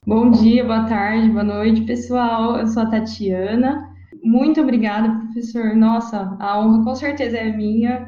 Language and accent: Portuguese; Rio Claro, São Paulo, Brazil; eu sou de Rio Claro